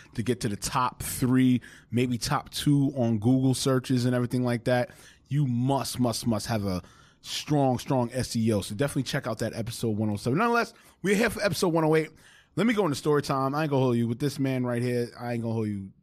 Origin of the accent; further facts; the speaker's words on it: New York City, New York, United States; we're from New York